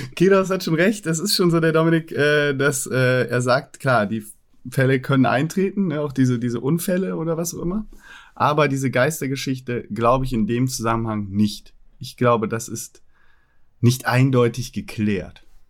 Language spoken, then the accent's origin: German; Cologne, North Rhine-Westphalia, Germany; bei uns in Fühling, wo ich aufgewachsen bin